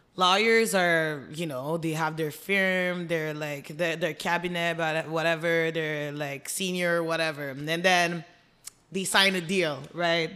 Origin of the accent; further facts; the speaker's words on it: Montreal, Quebec, Canada; we grew up in Montreal, Côte des Neiges, and then moved outside in the suburbs.